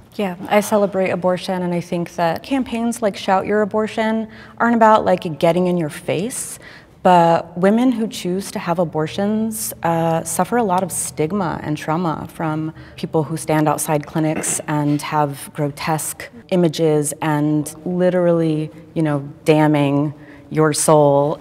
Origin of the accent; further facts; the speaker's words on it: Austin, Texas, United States; I'm from Austin, Texas